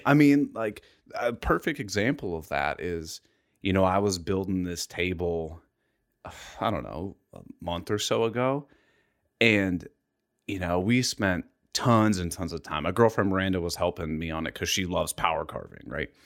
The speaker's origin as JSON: {"language": "English", "town": "Columbus", "region": "Ohio", "country": "United States", "tie": "born or raised there", "said": "I'm from Columbus, Ohio. I've lived here my entire life."}